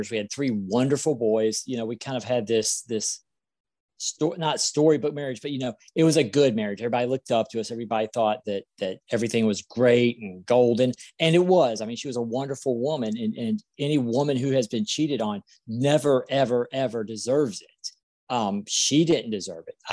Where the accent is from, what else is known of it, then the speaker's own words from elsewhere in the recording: South Carolina, United States; I'm from South Carolina and I'm 44 years old.